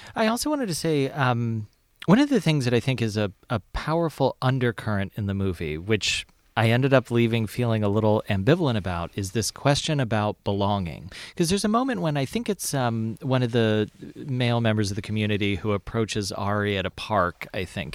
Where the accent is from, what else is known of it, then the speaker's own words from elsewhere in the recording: Lexington, Kentucky, United States; I grew up in Lexington, Kentucky.